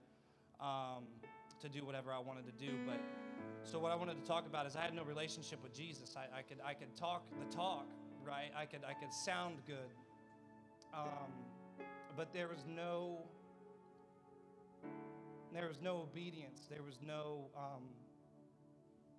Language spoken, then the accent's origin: English; Ohio, United States; moved away as an adult; I'm from Ohio. I came down here, I don't know, I think May would be 2 years